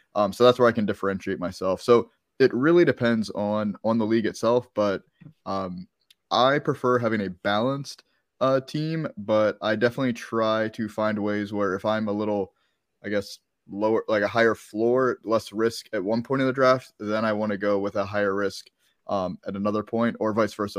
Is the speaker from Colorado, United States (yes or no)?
no; Maryland, United States; moved away; I'm from Maryland